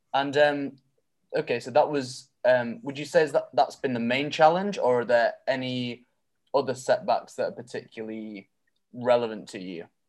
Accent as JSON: {"language": "English", "town": "Manchester", "region": "North West England", "country": "United Kingdom", "said": "I'm from Manchester and I hope to move to Melbourne"}